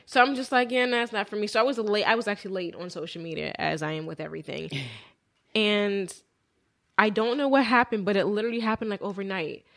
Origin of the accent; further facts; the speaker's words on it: Willow Grove, Pennsylvania, United States; We grew up in Willow Grove, Pennsylvania